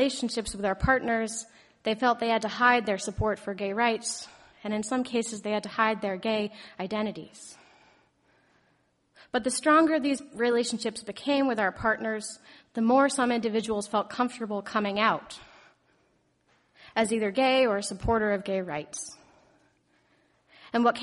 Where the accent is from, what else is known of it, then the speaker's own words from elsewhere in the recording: Lexington, United States; my hometown just next door in Lexington